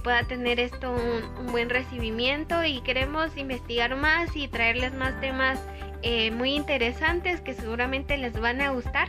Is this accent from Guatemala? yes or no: yes; Guatemala; nosotros como guatemaltecos